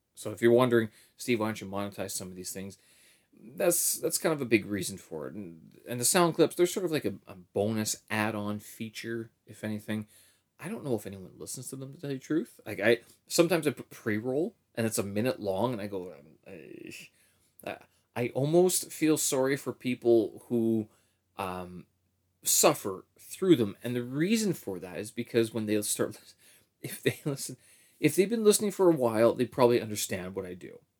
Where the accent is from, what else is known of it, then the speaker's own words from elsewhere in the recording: Winnipeg, Manitoba, Canada; historical location in Winnipeg as well, where the Assiniboine and the Red Rivers meet in, uh, in my hometown